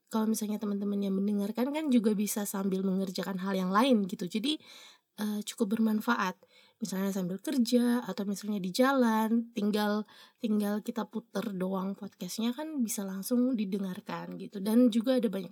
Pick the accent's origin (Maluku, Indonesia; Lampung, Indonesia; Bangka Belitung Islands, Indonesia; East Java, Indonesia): Maluku, Indonesia; Ambon; selain daerahnya bagus orang-orangnya juga manis-manis makanya dinamakan Ambon Manise jadi itu asal daerah asal saya